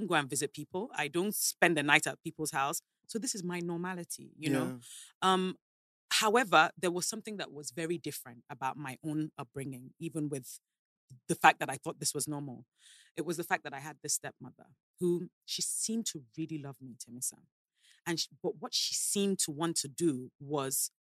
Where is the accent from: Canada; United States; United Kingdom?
United Kingdom; London; now in Lagos, Nigeria; I moved to England when I was 8